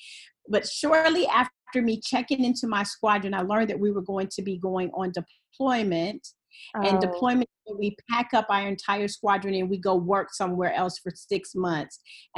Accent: Pensacola, Florida, United States; Born and raised Pensacola. I grew up over on the west side. I'm a graduate from Washington High School. And as soon as I graduated from high school, I joined the Navy at 17.

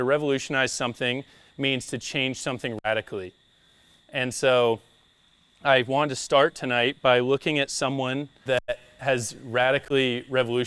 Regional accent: United States; moved away as an adult; I'm from the States. I've lived here on the coast for about 3 years

